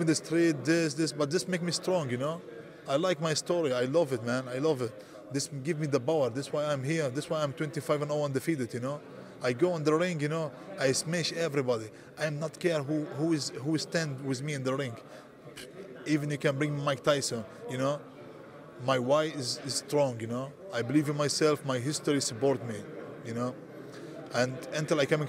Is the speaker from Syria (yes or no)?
yes; Syria; English is a second language; moved away as an adult; also born or lived in Greece / Milan, Italy; now in Germany; I come from Syria